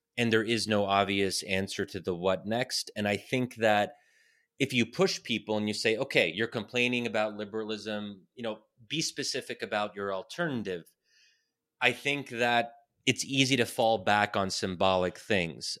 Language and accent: English; United States; me as an American Muslim born and raised here, I'm so thankful that I'm American and that my parents immigrated here